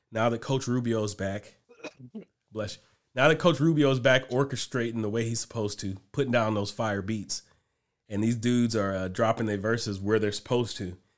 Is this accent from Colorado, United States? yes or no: no; Cleveland, Ohio, United States; we're from Cleveland